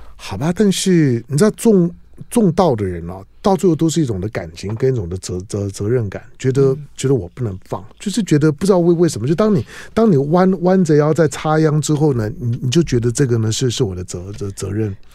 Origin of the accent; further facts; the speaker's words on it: Taipei, Taiwan; 我们台北人